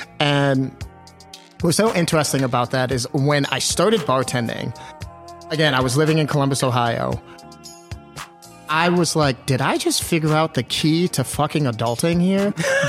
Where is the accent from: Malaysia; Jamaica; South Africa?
Jamaica; I was like, I'm Jamaican. Give me this shit.